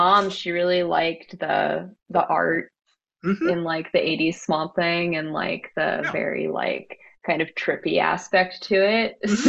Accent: Philadelphia, Pennsylvania, United States; moved away as an adult; now in Boston, United States; I'm from Philadelphia. I grew up outside Philadelphia. That is largely where I have remained. I live in Boston now, but we're moving back to Philadelphia, so there's no escape.

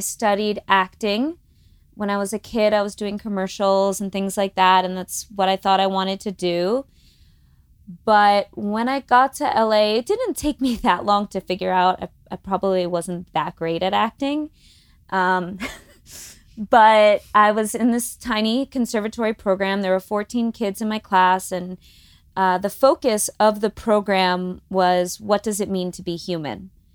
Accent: Long Island, New York, United States; moved away as an adult; also born or lived in Los Angeles; growing up on Long Island

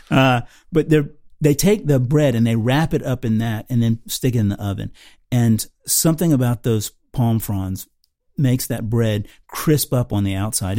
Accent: Tampa, Florida, United States; born or raised there; moved away

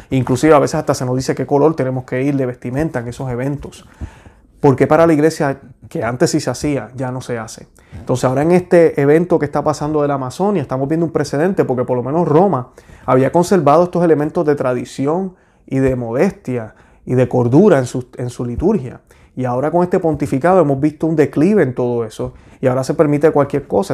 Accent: Puerto Rico; yo que soy puertorriqueño

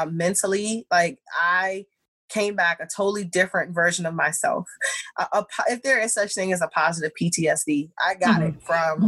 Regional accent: United States; I grew up here in America

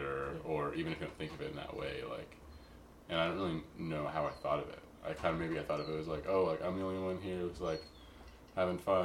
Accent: Chicago, Illinois, United States; moved away as an adult; now in Portland, United States; Chicago. Yeah. All my life

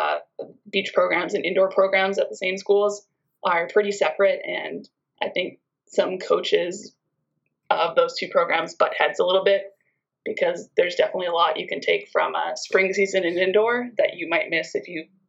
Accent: British Columbia, Canada; also born or lived in Hungary; a few of kids in my town and in surrounding towns would drive like an hour and a half to a beach club in Nanaimo, British Columbia

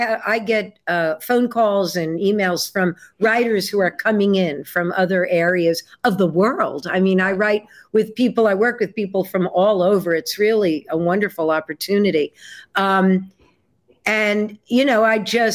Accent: New York City, New York, United States; moved away as an adult; now in Nashville, United States; I was born and raised in New York City.

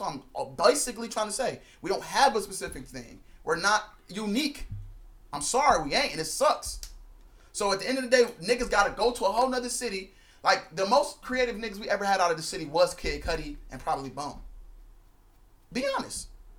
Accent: Cleveland, Ohio, United States; I'm from Cleveland.

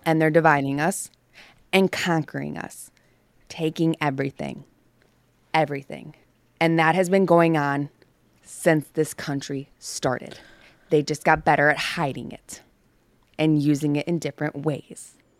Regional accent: the North, United States; moved away; I grew up in the North

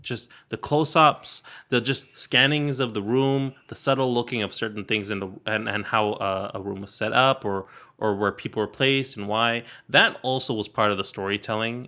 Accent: Sacramento, California, United States; I grew up in Sacramento, in California.

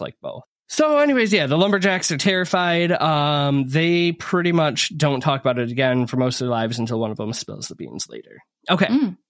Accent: Northern Michigan, United States; I grew up in North Michigan. Well, I moved there halfway through growing up.

